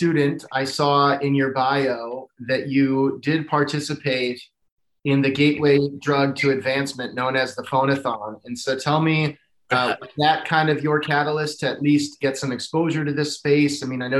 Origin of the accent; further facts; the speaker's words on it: just north of Grinnell, Iowa, United States; Having grown up just north of Grinnell